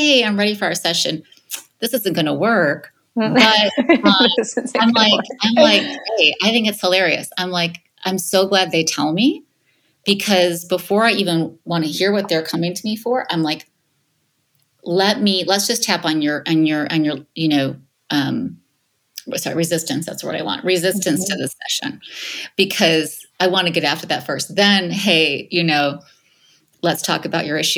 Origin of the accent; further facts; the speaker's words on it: Michigan, United States; now in Los Angeles, United States; I'm from the Midwest. I'm from Michigan originally, even though I'm in Los Angeles now